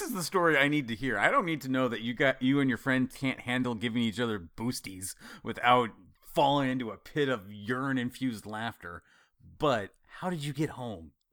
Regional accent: Idaho, United States; I grew up in Idaho

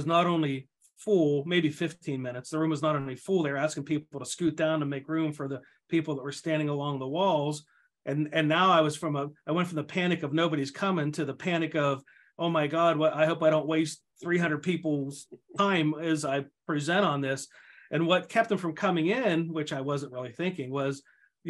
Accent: outside of Pittsburgh, Pennsylvania, United States; moved away as an adult; also born or lived in Ohio; now in Minnesota, United States; my hometown outside of Pittsburgh

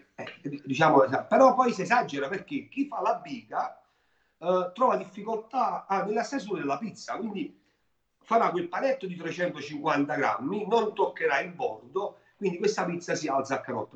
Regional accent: Naples, Campania, Italy; io napoletano

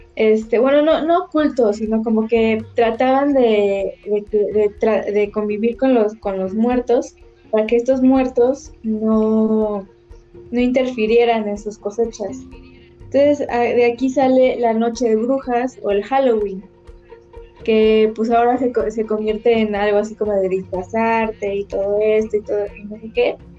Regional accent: Mexico; representan como mexicanos

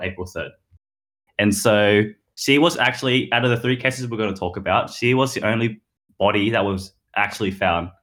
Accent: Blue Mountains, New South Wales, Australia; my hometown of the Blue Mountains

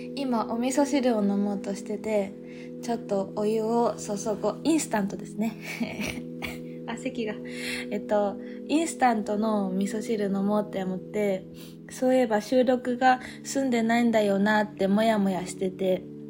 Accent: Fukuoka, Japan; moved away as an adult; also born or lived in Nerima, Tokyo; 私は福岡出身なので

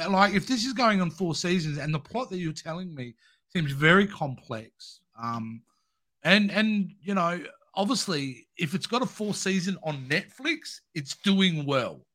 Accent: Australia; as an Australian

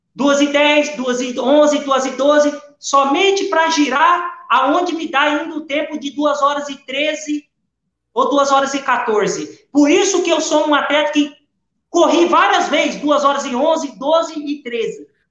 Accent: Brazil; moved away as an adult; now in Portugal; eu sou brasileiro

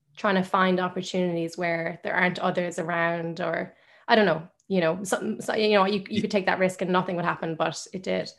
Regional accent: Limerick, Munster, Ireland; I'm from Limerick. My parents are both Irish. They're if one of my family's Irish, I'm a hundred percent Irish. I've only lived in Ireland

